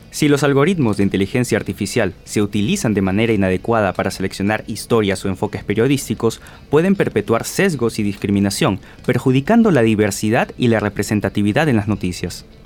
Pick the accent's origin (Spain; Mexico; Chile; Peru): Peru; como peruanos